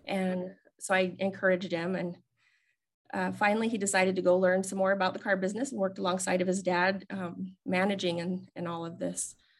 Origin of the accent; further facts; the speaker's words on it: West Desert of Utah, United States; I grew up in the West Desert of Utah in a very small, small community